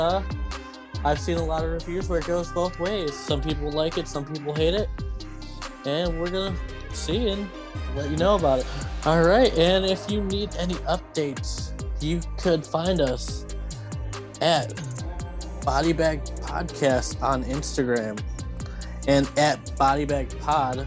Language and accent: English; Indiana, United States; I'm from Indiana